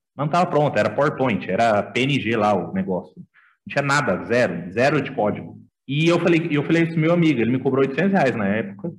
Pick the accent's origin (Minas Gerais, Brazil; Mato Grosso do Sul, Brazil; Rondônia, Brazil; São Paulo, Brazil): Mato Grosso do Sul, Brazil; Campo Grande; voltei para minha terra natal, que é Campo Grande, tá? Sou de Mato Grosso do Sul